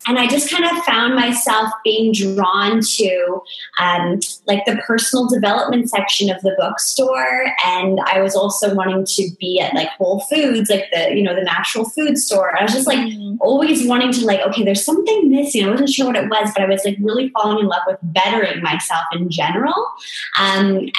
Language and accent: English; small town in southern Ontario, Canada; I'm in this super small town, actually my hometown where I grew up